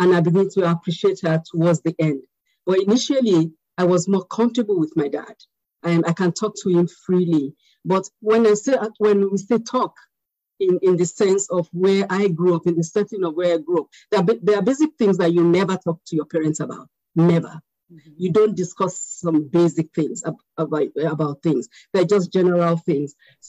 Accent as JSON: {"language": "English", "country": "United Kingdom", "tie": "born there", "lives_now": "United States", "said": "I'm Nigerian American because I still am Nigerian, even though I was born in Britain. I have a British passport, but I still want to be identified as Nigerian."}